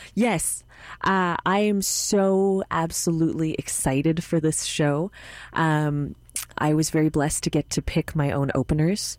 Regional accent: Montreal, Quebec, Canada; my hometown

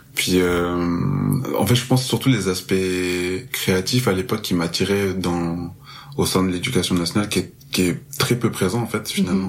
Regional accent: Marseille, Provence-Alpes-Côte d'Azur, France; moved away as an adult; now in Montreal, Canada; je suis originaire de Marseille. Euh, là, je suis à Montréal depuis très peu

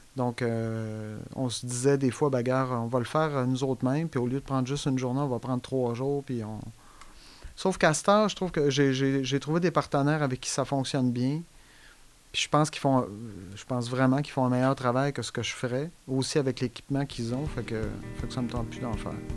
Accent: Saguenay, Quebec, Canada; moved away; moi, je viens du Saguenay, fait que euh, j'étais allé au cégep

